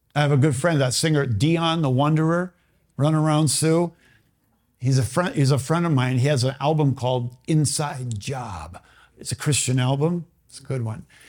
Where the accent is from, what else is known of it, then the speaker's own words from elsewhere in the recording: Bloomington, Minnesota, United States; I grew up in Bloomington